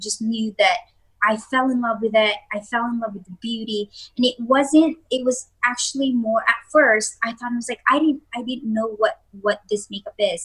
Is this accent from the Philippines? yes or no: yes; Philippines; I'm also from the Philippines